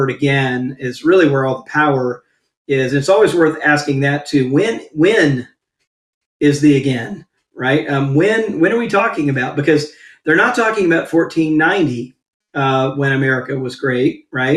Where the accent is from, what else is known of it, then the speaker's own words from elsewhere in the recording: Mississippi, United States; I'm from the South. I grew up in Mississippi.